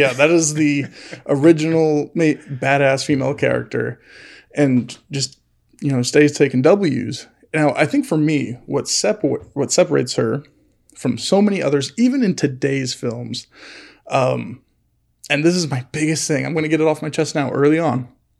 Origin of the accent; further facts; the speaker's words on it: California, United States; Like, we're from California. Come show us state.